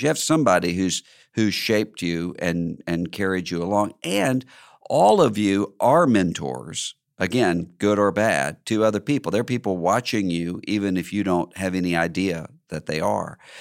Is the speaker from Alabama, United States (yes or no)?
no; Mississippi, United States; my home state